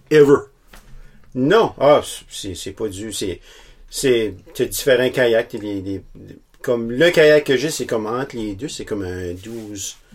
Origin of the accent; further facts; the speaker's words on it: Petit-Rocher, New Brunswick, Canada; moved away as an adult; now in Miramichi, Canada; Je suis original de Petit Rocher